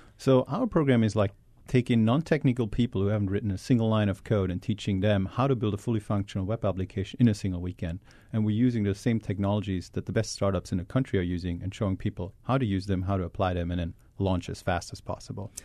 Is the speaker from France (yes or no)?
no; Germany; also born or lived in Hawaii; now in Boston, United States; really originally I'm from Germany